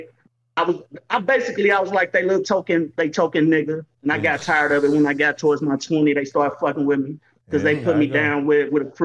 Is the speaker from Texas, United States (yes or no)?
no; St. Louis, Missouri, United States; moved away as an adult; now in Las Vegas, United States; I grew up in St. Louis